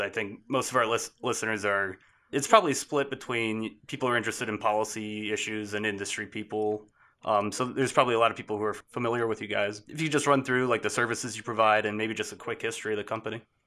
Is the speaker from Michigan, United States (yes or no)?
yes; Michigan, United States; moved away; my home state in Michigan